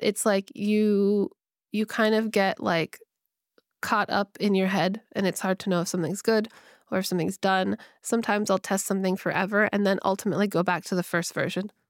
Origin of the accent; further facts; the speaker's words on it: California, United States; I grew up in California